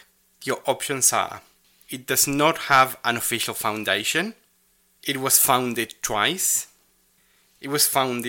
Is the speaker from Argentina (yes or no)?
yes; Rosario, Santa Fe, Argentina; in my hometown, and there's a whole flag memorial.